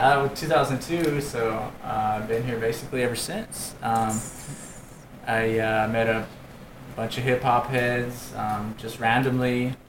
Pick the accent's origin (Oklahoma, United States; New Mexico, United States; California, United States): New Mexico, United States; Hatch; I grew up in Hatch.